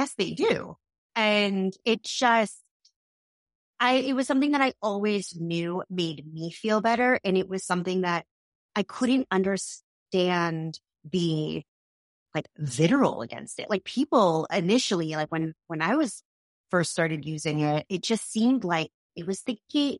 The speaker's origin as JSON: {"language": "English", "region": "Massachusetts", "country": "United States", "tie": "born or raised there", "said": "I grew up in Massachusetts."}